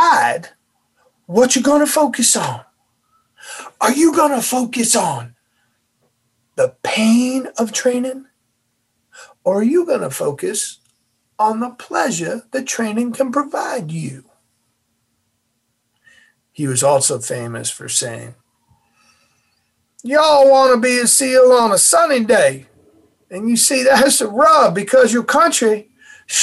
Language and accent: English; Massachusetts, United States; I'm from Massachusetts